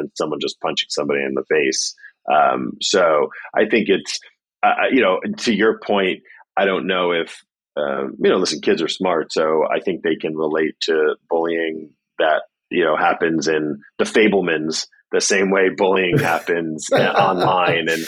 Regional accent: New York City, New York, United States; I grew up on the Upper East Side on Park Avenue in New York City

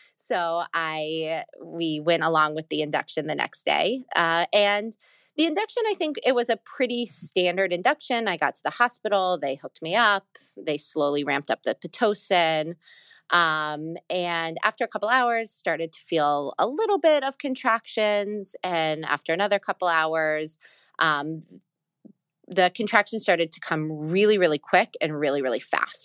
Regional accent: Atlanta, Georgia, United States; moved away as an adult; now in New York City, United States; I was born in Atlanta, Georgia. I was born there, I grew up there, and I moved up to New York when I was eighteen for college

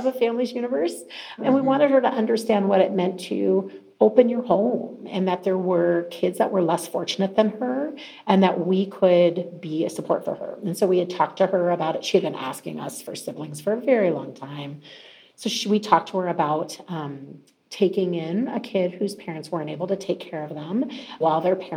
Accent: Mesa, Arizona, United States; moved away; grew up in Mesa, Arizona, a long way from where I live now

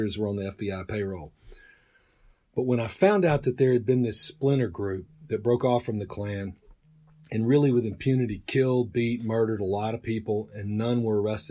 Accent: Mississippi, United States; born or raised there

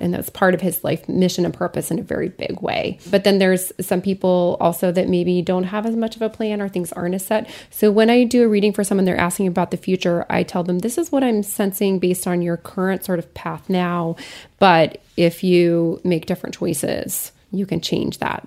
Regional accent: Lafayette, Colorado, United States; my hometown, Lafayette, Colorado

